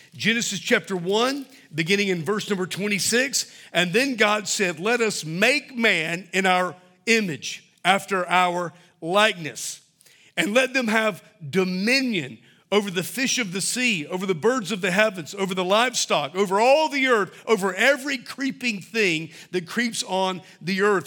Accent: Mobile, Alabama, United States; when I was a little boy, Growing up in Mobile

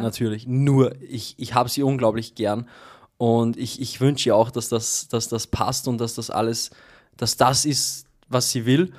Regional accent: Austria; Bei uns in Österreich

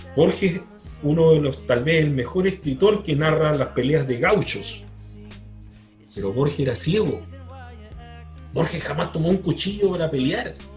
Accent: Magallanes and Chilean Antarctica, Chile; moved away; Yo, que soy magallánico

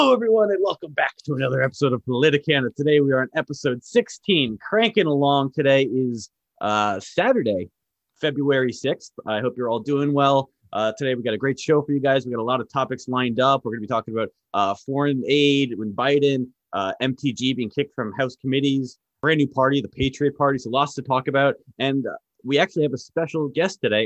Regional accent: United States; sitting here as an American

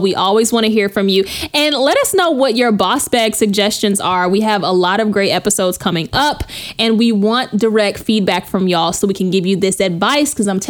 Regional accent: Texas, United States; moved away as an adult; now in California, United States; I'm from Texas.

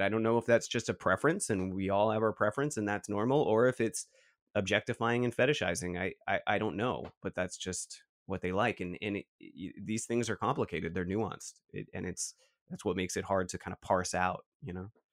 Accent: San Francisco, California, United States; We grew up in San Francisco

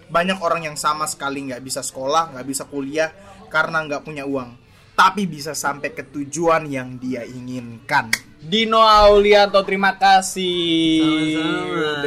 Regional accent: Tegal, Central Java, Indonesia; tegal inyong Tegal asli.

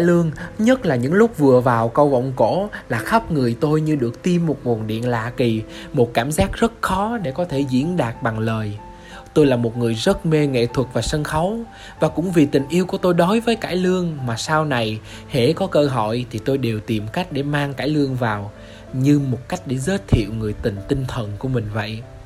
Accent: Vinh Long, Vietnam; Tôi sinh ra tại Vĩnh Long, một tỉnh của miền Tây sông nước

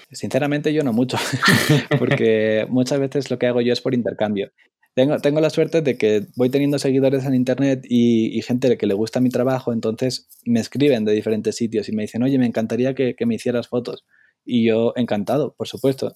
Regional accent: Spain; moved away as an adult; soy un fotógrafo de España

